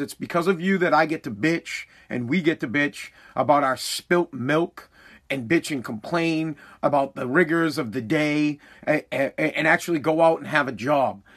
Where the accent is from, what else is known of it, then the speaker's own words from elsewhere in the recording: United States; as the American people